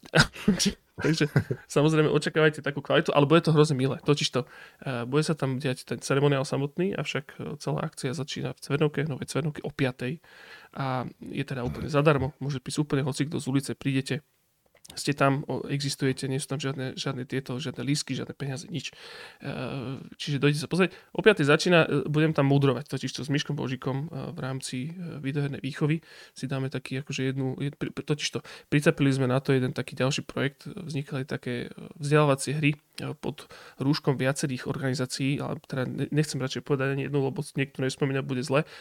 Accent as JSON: {"language": "Slovak", "town": "Košice", "region": "Košice Region", "country": "Slovakia", "said": "A potom rok na to už ja s Jabočkom Stepom sme boli doma v Košiciach"}